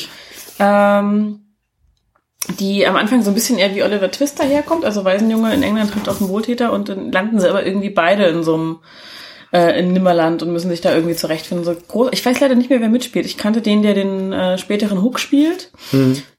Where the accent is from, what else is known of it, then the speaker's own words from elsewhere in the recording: East Germany, Germany; ich bin ja ein Ossi-Kind